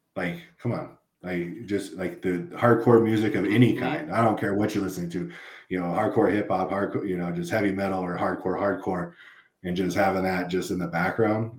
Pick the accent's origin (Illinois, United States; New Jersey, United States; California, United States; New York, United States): California, United States; LA County, Southern; moved away; I came from Southern California, so I grew up in uh, the LA County area